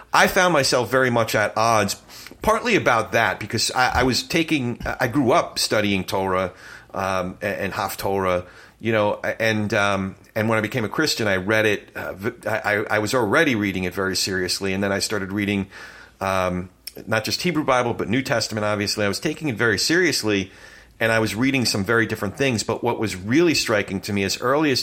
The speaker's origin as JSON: {"language": "English", "region": "New Jersey", "country": "United States", "tie": "born or raised there", "also_born_or_lived": "New York", "moved": "as an adult", "said": "I grew up on the Jersey side, proud Jersey boy"}